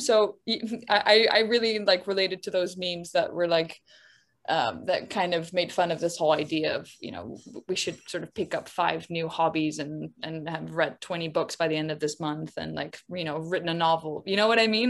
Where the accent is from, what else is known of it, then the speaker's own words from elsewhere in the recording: Netherlands; now in London, United Kingdom; I grew up in the Netherlands. I live in London